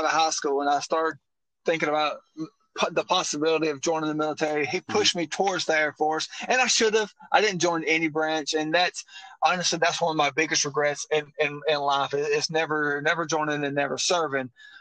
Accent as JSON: {"language": "English", "region": "northeast Mississippi", "country": "United States", "said": "I'm from Mobile, Mississippi, up in the northeast corner."}